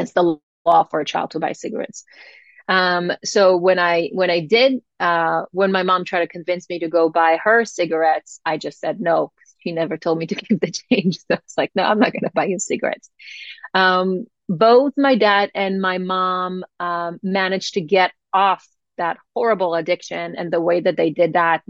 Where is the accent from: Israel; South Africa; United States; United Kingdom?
Israel; growing up in Israel